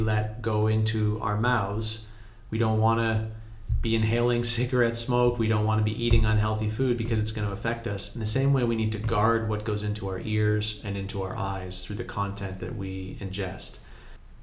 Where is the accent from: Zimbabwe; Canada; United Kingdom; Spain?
Canada; moved away as an adult; now in Morocco; I'm from Canada where we can't even grow a lot of things for 8 months of the year